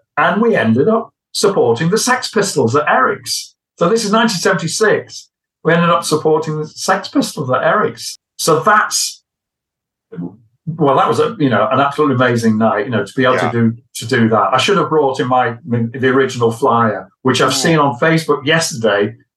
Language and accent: English; Hull, Yorkshire and the Humber, United Kingdom; also born or lived in Liverpool; now in Anglesey, United Kingdom; I'm from Hull on the East Coast originally